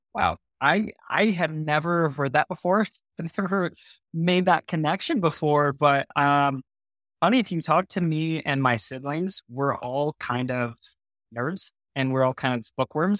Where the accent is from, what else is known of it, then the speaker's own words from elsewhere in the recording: Murrieta, California, United States; moved away as an adult; now in Utah, United States; I was born and raised in Southern California, as you mentioned earlier. So a place that not a lot of people have heard of is called Marietta.